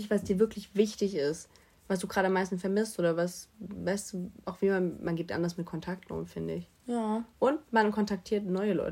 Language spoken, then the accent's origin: German; Stuttgart, Baden-Württemberg, Germany; born there; Ich wurde, irgendwo in Stuttgart geboren, aber ich